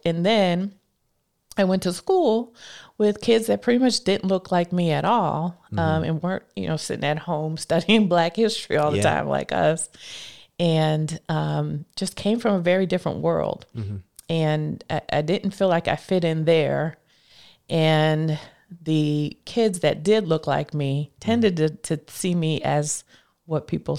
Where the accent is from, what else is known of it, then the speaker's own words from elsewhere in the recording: Scranton, Pennsylvania, United States; now in Washington, D.C., United States; I am a girl from Scranton, Pennsylvania, who grew up there, raised, born and raised, and then moved here to the D.C. area to go to college at Howard University at first.